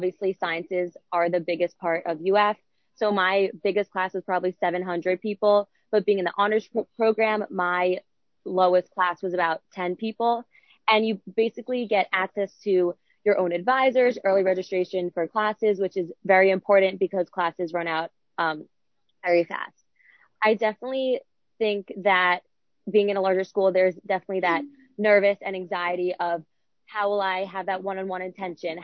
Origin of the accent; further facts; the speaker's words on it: Delray Beach / Boca Raton area, Florida, United States; I'm from the Delray Boca area